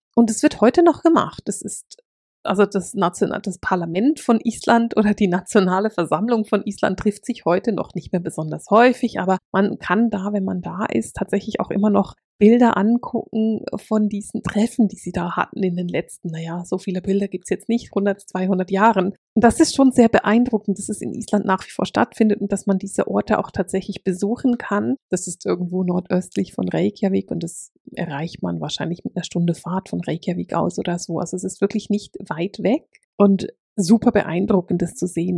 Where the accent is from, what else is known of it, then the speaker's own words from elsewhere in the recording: Basel, Basel-Stadt, Switzerland; accent: Alemannic; Nun bin ich nicht in Deutschland aufgewachsen und habe mich nie intensiv mit der germanischen Kultur auseinandergesetzt, weil in der Schweiz lernt man die Schweizer Geschichte